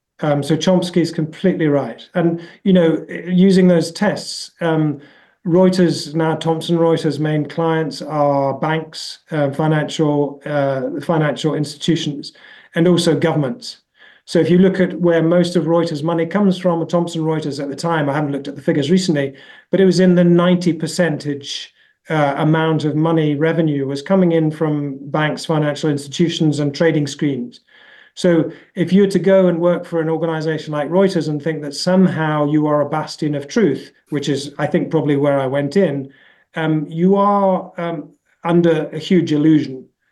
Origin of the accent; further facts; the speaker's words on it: United Kingdom; I mean, I'm British.